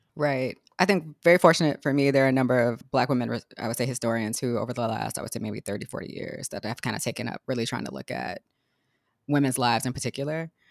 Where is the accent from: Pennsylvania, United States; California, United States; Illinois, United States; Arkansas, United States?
Illinois, United States; Chicago; moved away as an adult; also born or lived in Texas; I'm from Chicago, but my, but my mom's people are from Georgia